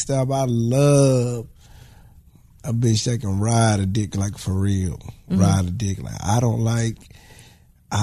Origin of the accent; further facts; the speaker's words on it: the South, United States; I'm from the South